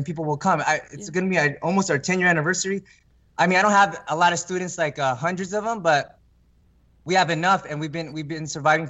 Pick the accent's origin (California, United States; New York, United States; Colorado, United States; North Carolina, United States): California, United States; born or raised there